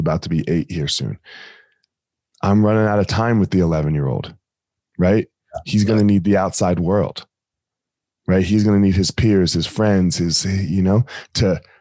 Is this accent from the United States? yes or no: yes; New Jersey, United States; born or raised there